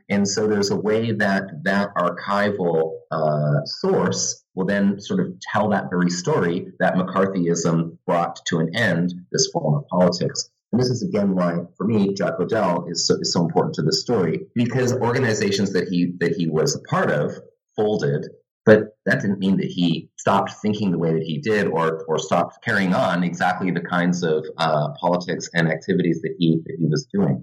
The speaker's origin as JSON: {"language": "English", "town": "Vancouver", "region": "British Columbia", "country": "Canada", "also_born_or_lived": "Santa Barbara, California", "moved": "yes", "lives_now": "Halifax, Canada", "said": "I'm originally from Vancouver, but now uh, I teach in the history department at St. Mary's University uh, in Halifax"}